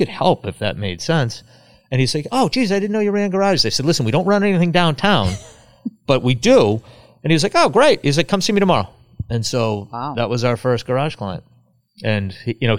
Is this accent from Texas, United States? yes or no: no; Cohasset, Massachusetts, United States; I grew up in Cohasset